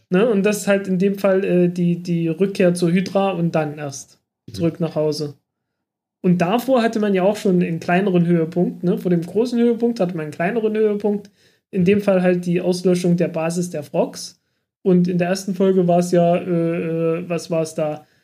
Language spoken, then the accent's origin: German; Germany; ich komme aus dem Dreiländereck zwischen Sachsen, Thüringen und Sachsen-Anhalt